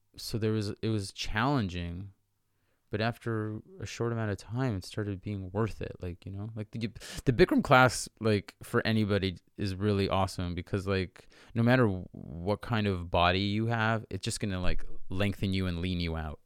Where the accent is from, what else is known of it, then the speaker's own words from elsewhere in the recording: York Region, Ontario, Canada; moved away as an adult; also born or lived in Hong Kong / Vancouver / Saint Petersburg; I grew up in York Region, Ontario, which is like, it's like just the suburbs of Toronto